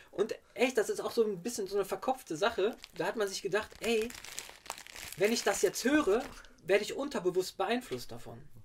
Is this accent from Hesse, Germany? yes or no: no; Witten, North Rhine-Westphalia, Germany; ich komme ja aus Witten zwar, aber noch so ein kleines Dörfchen noch davor